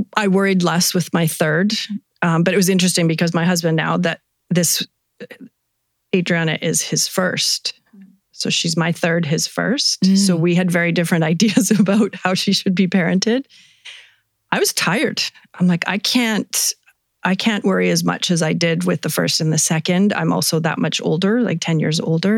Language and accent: English; Vancouver, British Columbia, Canada; moved away as an adult; now in Kelowna, Canada; I grew up in Vancouver. Moved here about 25 years ago to start a family